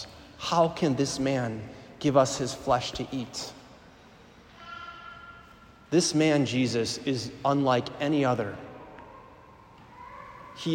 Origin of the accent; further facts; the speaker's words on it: Milwaukee, Wisconsin, United States; moved away as an adult; also born or lived in Green Bay, Wisconsin; I'm originally from the Archdiocese in Milwaukee